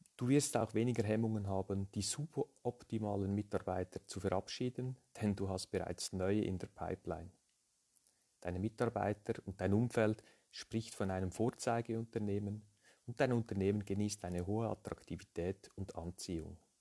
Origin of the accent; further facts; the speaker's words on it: Lucerne, Switzerland; Ich bin aus der Schweiz, wie man hört, äh, aus Luzern, geboren in einer Unternehmerfamilie